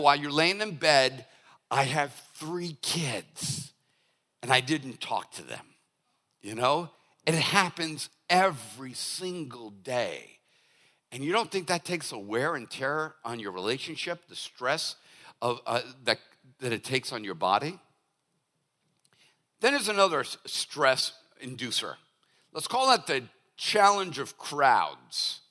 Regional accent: Boston, Massachusetts, United States; now in Hollywood, South Carolina, United States; I'm from Boston

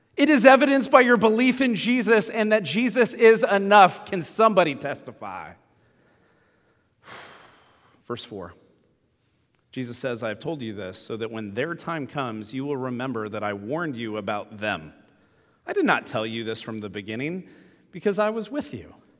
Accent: United States; we as American Christians

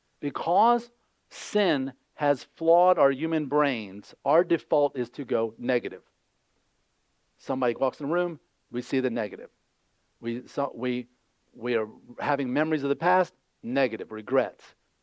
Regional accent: United States; Why are we, as American Christians, not hungry for the great and good things of God?

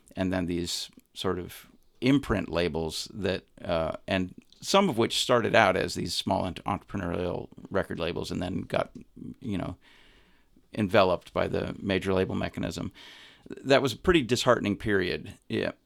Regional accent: Montana, United States; moved away as an adult; also born or lived in Chicago; I grew up in Montana. I my I moved around a lot when I was a little kid, but I did m- most of my formative experiences were in Montana.

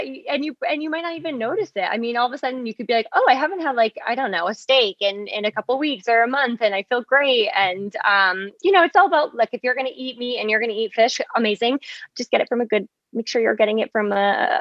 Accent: Massachusetts, United States; I'm a New England girl. I grew up in Massachusetts.

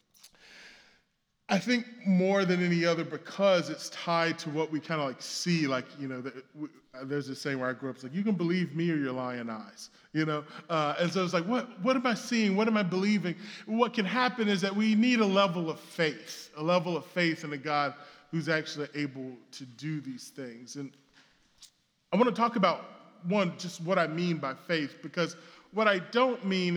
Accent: the South, United States; now in Brooklyn, United States; I come from the South

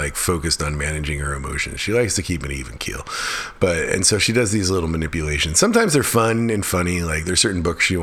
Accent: Alaska, United States; now in Chatham County, North Carolina, United States; when I was growing up in Alaska

